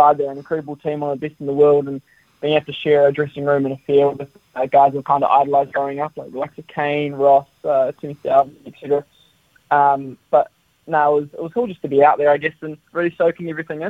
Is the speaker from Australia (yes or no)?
no; Wellington, New Zealand; I'm Kiwi through and through, born in Wellington